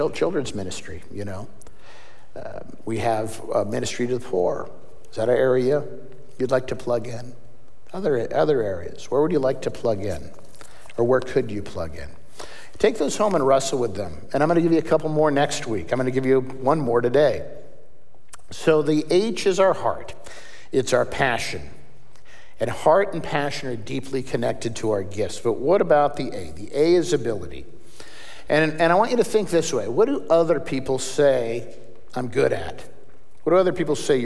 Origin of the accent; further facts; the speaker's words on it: Seattle, Washington, United States; I grew up in Seattle